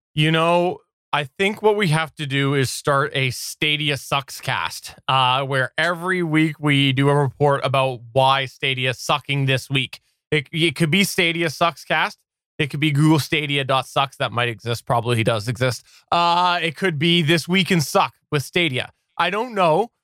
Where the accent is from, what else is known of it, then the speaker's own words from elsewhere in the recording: Canada; I'm Canadian.